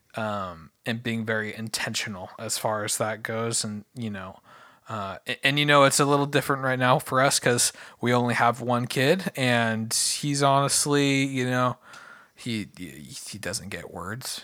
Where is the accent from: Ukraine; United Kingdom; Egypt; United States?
United States; I'm an American